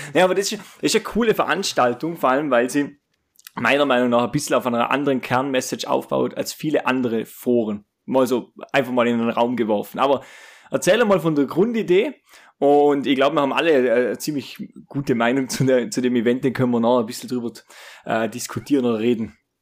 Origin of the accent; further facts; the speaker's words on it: Austria; ich bin jetzt aus Österreich jetzt auch nicht gerade aus der ärgsten Großstadt